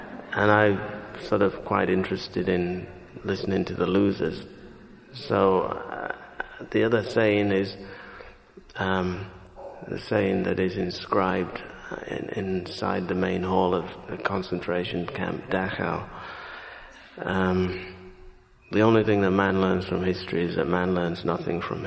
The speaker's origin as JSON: {"language": "English", "town": "Leeds", "region": "Yorkshire and the Humber", "country": "United Kingdom", "tie": "born or raised there", "also_born_or_lived": "St. Kitts", "moved": "as an adult", "lives_now": "New York, United States", "said": "My life growing up in Britain seemed to me to be... or rather seems to me, the longer I live in the United States"}